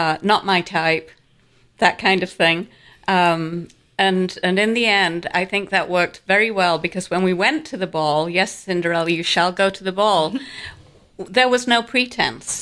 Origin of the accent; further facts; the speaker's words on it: Yorkshire and the Humber, United Kingdom; moved away as an adult; now in Duluth, United States; I'm originally from Yorkshire, England